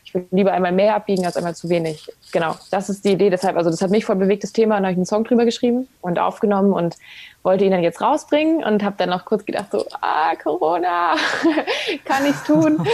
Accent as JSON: {"language": "German", "town": "Ravensburg", "region": "Baden-Württemberg", "country": "Germany", "also_born_or_lived": "Hamburg", "moved": "yes", "lives_now": "Berlin, Germany", "said": "Ich komme ja eigentlich auch aus dem Süden, also aus Ravensburg, Schwabeländle. Ähm, war dann lange in Hamburg und bin jetzt nach Berlin"}